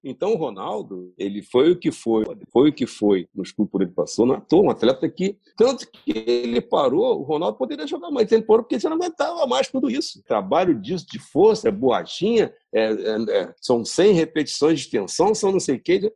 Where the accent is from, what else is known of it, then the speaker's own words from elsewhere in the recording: Brazil; somos brasileiros